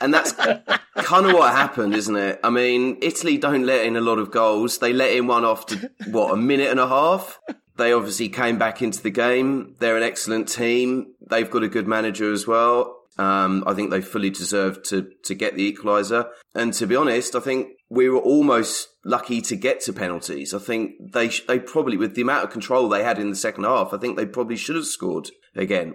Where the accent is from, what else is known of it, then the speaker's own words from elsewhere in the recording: England, United Kingdom; moved away; an Englishman living overseas